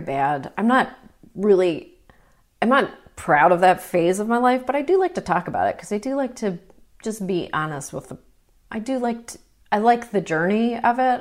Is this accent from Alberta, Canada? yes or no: no; Toronto, Ontario, Canada; I grew up in Toronto.